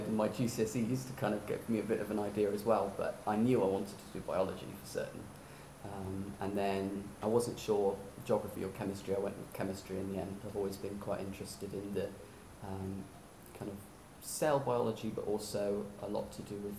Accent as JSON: {"language": "English", "town": "Warwick", "region": "West Midlands", "country": "United Kingdom", "tie": "born or raised there", "said": "I'm from Warwick, which is a small town right in the middle of England."}